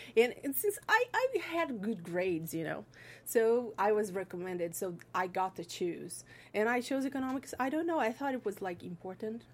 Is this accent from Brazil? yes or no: yes; Brazil; moved away; I'm from Brazil.